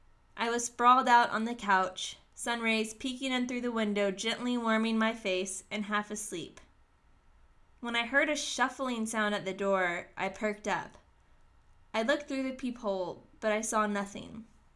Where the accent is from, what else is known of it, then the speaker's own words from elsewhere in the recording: the South, United States; Despite growing up in the South, I never cared for a chicken in my life